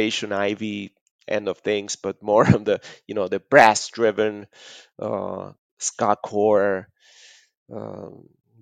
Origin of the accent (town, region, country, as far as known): Argentina